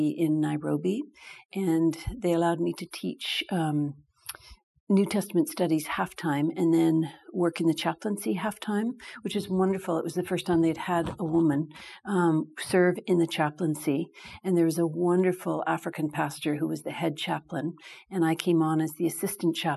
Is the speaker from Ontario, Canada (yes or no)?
no; Calgary, Alberta, Canada; moved away as an adult; also born or lived in Angola / Kenya; now in Vancouver, Canada; I grew up in Canada, wonderfully rich church background in Calgary, Alberta